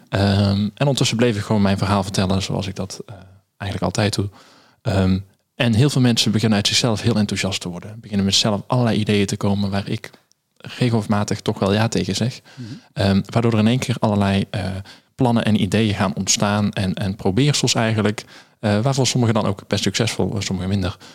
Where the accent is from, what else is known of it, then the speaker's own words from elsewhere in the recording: Netherlands; daar zijn we Nederlanders, als Nederlanders heel goed